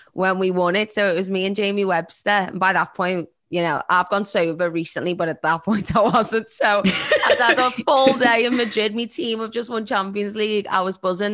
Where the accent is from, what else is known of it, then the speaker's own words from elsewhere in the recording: Liverpool, North West England, United Kingdom; accent: Scouse; I'm a Scouser from Liverpool